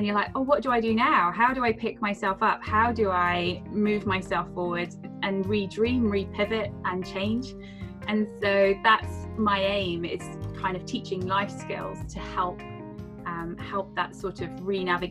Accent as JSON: {"language": "English", "area": "Devon", "region": "South West England", "country": "United Kingdom", "also_born_or_lived": "Edinburgh", "moved": "as an adult", "said": "I decided to move back to Devon. So I'm from Devon"}